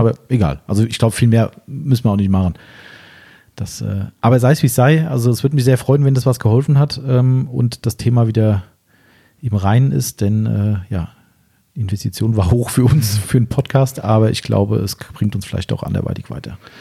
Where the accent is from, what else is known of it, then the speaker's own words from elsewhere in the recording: Germany; bei uns in Deutschland